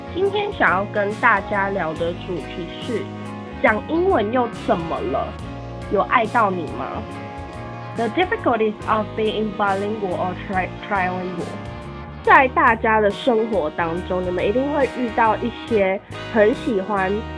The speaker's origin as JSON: {"language": "Chinese", "country": "Taiwan", "said": "我是台湾人"}